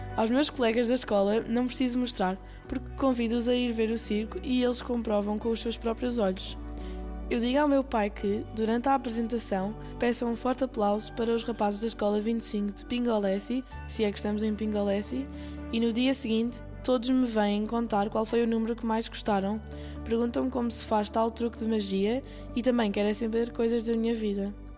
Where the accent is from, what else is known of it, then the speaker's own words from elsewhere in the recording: Lisbon, Portugal; Eu nasci em Lisboa.